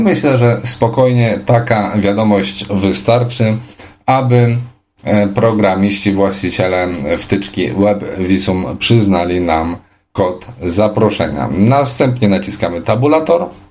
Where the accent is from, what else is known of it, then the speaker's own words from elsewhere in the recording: Poland; Jestem niewidomą osobą z Polski